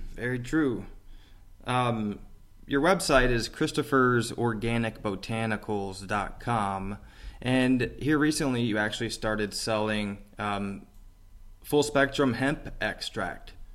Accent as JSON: {"language": "English", "town": "Metropolis", "region": "Illinois", "country": "United States", "tie": "born or raised there", "moved": "yes", "said": "my hometown, uh, where I grew up with my mom, Metropolis, Illinois"}